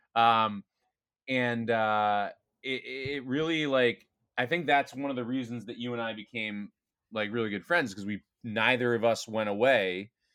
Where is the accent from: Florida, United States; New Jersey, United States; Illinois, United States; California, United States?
New Jersey, United States; I grew up in New Jersey